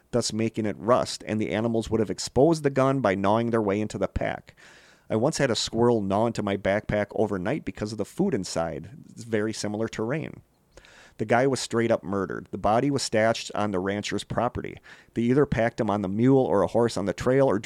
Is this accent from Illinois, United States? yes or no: no; Idaho, United States; Yes, I know. I'm from that area. I'm from I'm from Idaho.